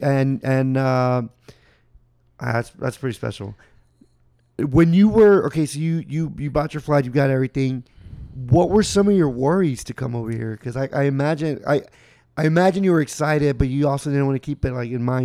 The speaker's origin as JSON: {"language": "English", "town": "Houston", "region": "Texas", "country": "United States", "tie": "born or raised there", "lives_now": "Austin, United States", "said": "I grew up two, three hours away from here. I'm from Houston."}